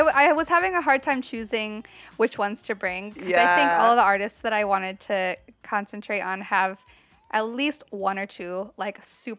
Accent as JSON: {"language": "English", "region": "the South", "country": "United States", "tie": "born or raised there", "said": "growing up in the South and growing up so near to Atlanta"}